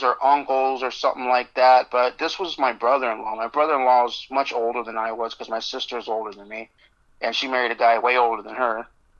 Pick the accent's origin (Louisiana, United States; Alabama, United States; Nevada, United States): Nevada, United States; Las Vegas; also born or lived in Phoenix, Arizona; I born in Phoenix, Arizona, but I grew up in Vegas since I was six